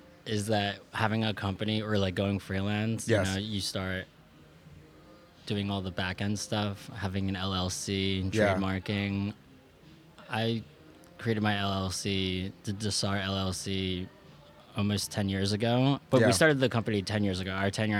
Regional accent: Wilmington, Delaware, United States; born there; I was born in Wilmington, Delaware. It's still a state, just letting people know that.

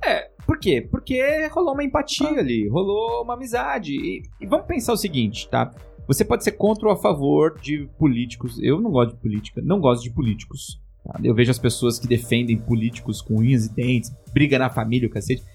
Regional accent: São Paulo, Brazil; eu sou da Zona Leste de São Paulo

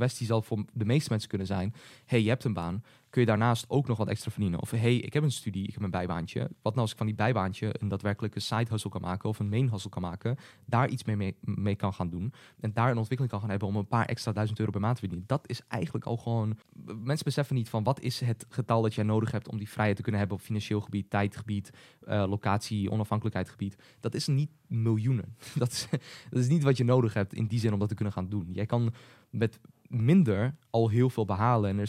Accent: Hengelo, Overijssel, Netherlands; we zijn allebei geboren in Hengelo, geboren en in Hengelo.

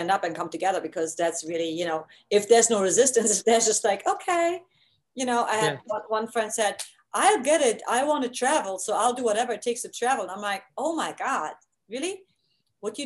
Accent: East Germany, Germany; moved away; I grew up in East Germany

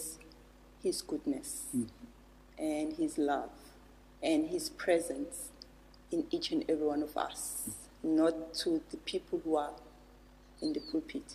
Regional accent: Durban, KwaZulu-Natal, South Africa; I was born and bred here in Durban

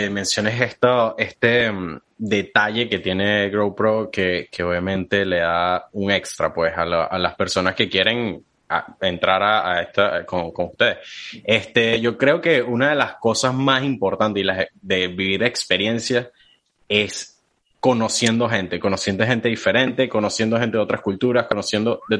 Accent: Caracas, Capital District, Venezuela; now in New York, United States; yo soy de Venezuela, de Caracas, en Venezuela.

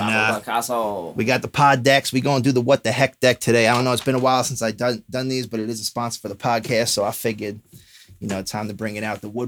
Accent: United States; us as Americans

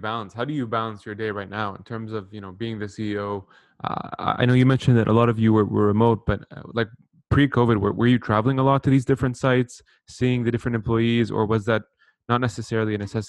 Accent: Saudi Arabia; moved away; also born or lived in Lebanon / Canada / Bahrain; I was born in Lebanon, moved to Saudi actually for about 10 years, and then moved to Canada. Left, went back to Bahrain, and then came back to North America.

